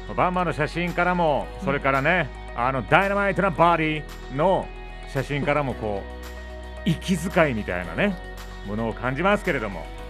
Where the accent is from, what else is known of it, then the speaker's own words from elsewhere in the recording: Memuro, Hokkaido, Japan; 目室町出身なので僕は。